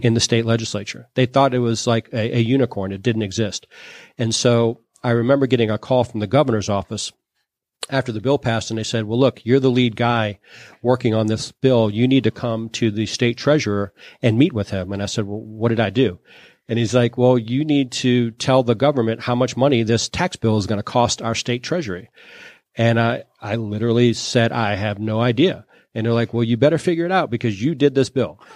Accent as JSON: {"language": "English", "town": "New Orleans", "region": "Louisiana", "country": "United States", "said": "I'm from New Orleans"}